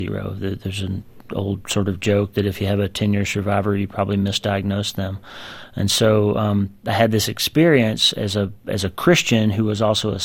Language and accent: English; United States; born or raised there